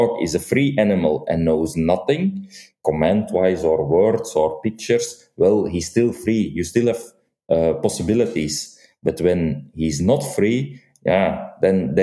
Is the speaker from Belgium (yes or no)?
yes; Flanders, Belgium; accent: Flemish; first language Dutch (Flemish); English is a second language